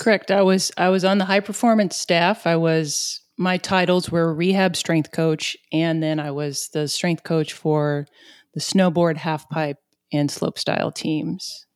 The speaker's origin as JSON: {"language": "English", "region": "southeast Missouri", "country": "United States", "accent": "southeast Missouri", "said": "my southeast Missouri accent"}